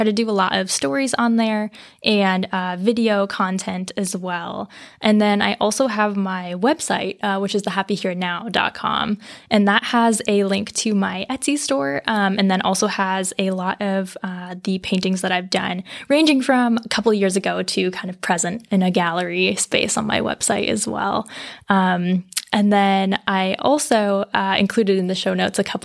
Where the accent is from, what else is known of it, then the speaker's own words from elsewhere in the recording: Colorado, United States; now in Vermont, United States; I'm from Colorado originally, but have lived in Vermont for quite a while.